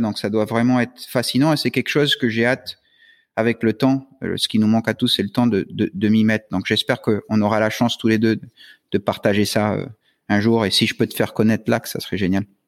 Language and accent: French; Florida, United States; now in New Caledonia; quand j'étais jeune aux US, euh, en Floride